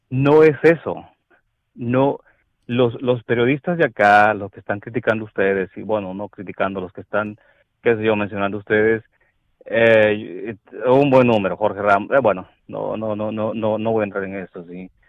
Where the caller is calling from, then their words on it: Dallas, Texas, United States; Hola Alex … de Dallas.